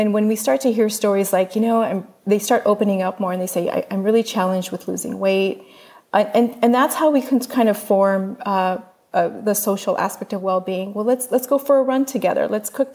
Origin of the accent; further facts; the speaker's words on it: United States; we as an American culture